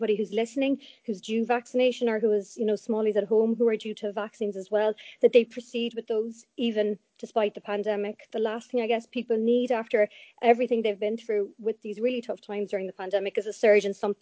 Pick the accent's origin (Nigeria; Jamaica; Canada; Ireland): Ireland; Cork, Munster; I'm from Cork